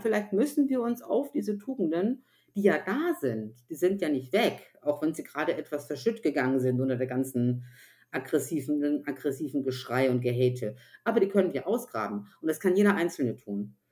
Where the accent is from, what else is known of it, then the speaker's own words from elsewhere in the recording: Upper Franconia, Bavaria, Germany; Ich bin ja aus Oberfranken